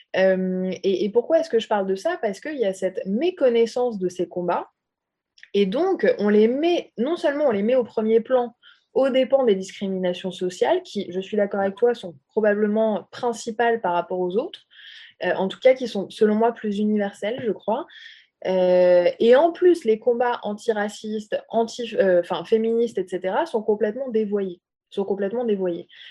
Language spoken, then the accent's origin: French; France; je suis française d'origine arabe